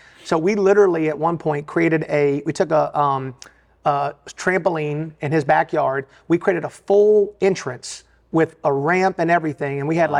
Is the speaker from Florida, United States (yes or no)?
no; Richmond, Virginia, United States; accent: Alabama; So, born and raised in Richmond, Virginia. So native. Sound like I'm from Alabama, though.